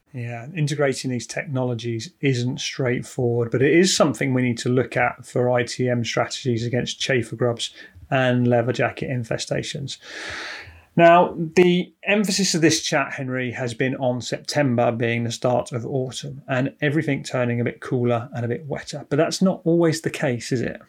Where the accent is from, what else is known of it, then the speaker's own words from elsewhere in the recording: United Kingdom; We're British